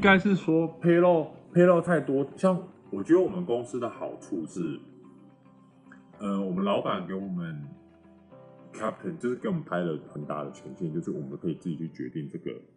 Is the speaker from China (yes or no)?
no; Taiwan; 然后我台湾人嘛，